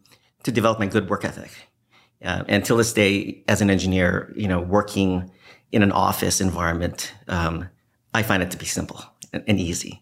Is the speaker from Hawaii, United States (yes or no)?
yes; Hawaii, United States; I grew up in Hawaii. A lot of people don't know that.